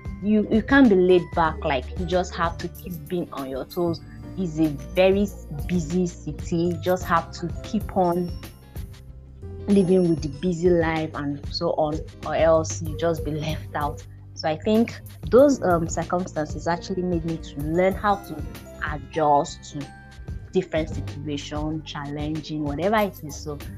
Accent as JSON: {"language": "English", "region": "Lagos", "country": "Nigeria", "tie": "born there", "said": "So I was born in Lagos, Nigeria, and Lagos is one of the most populated states in Nigeria."}